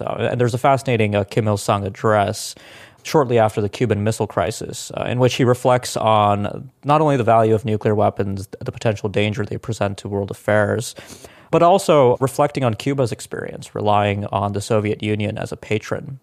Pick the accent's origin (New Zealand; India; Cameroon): India; now in United States; I was born in India in the late nineteen nineties. I was actually, uh, in India when India broke out as a nuclear weapons state